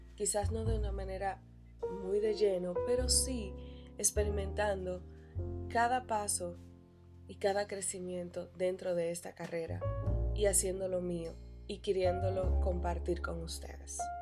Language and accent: Spanish; Dominican Republic; also born or lived in Santo Domingo; en la provincia en la que vivo, en Santo Domingo